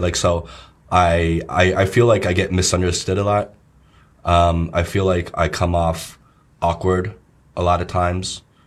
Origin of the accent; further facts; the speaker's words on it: New Jersey, United States; moved away as an adult; also born or lived in Los Angeles, United States; now in China; growing up in New Jersey